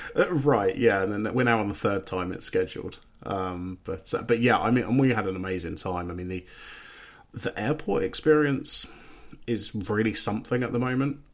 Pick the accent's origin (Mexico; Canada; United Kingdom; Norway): United Kingdom; England; I'm English